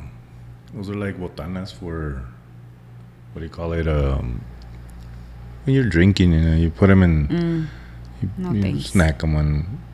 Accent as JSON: {"language": "English", "region": "Texas", "country": "United States", "said": "I still love Texas. I mean, don't get me wrong. It's my home state."}